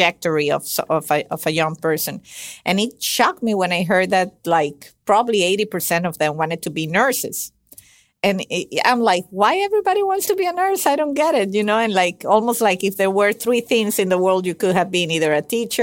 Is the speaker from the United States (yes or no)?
no; Venezuela; moved away; I'm originally from Venezuela.